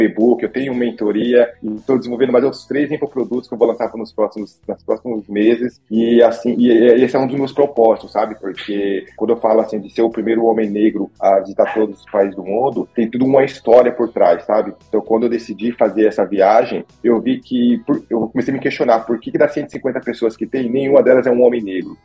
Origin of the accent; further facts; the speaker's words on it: Osasco, São Paulo, Brazil; moved away as an adult; eu tenho 33 anos, eu sou natural de Osasco, São Paulo